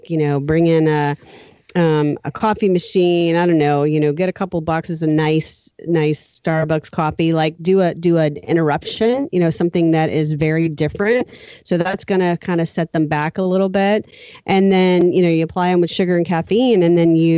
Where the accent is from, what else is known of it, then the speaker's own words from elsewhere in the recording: New Orleans, Louisiana, United States; I grew up in New Orleans